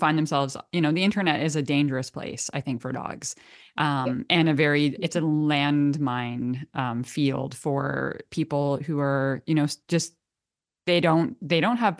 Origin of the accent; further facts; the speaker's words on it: Canada; accent: Canadian; my Canadian accent comes out a bit.